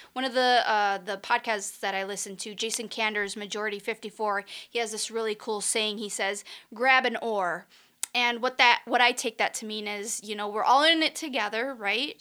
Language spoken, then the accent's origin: English; Chihuahua, Mexico; moved away as an adult; also born or lived in Michigan; now in Las Vegas, United States; I am originally from Mexico, from the state of Chihuahua, born and raised, and I came to the U.S. for college